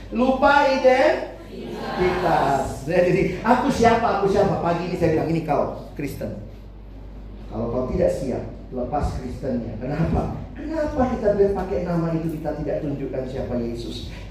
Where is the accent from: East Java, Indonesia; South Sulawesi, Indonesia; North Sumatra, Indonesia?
South Sulawesi, Indonesia; Makassar; also born or lived in Jakarta; Sorry, saya dari Indonesia Timur. Saya Papa Ambon, Mama Manado, lahir besar Makassar. Kuliah di Jakarta, Indonesia banget gua.